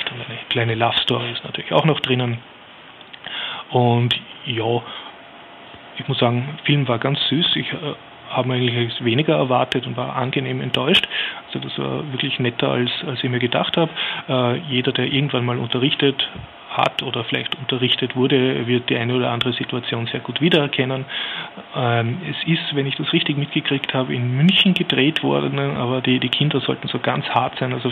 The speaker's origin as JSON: {"language": "German", "region": "Vienna", "country": "Austria", "said": "als Wiener jetzt einen sehr ansprechen"}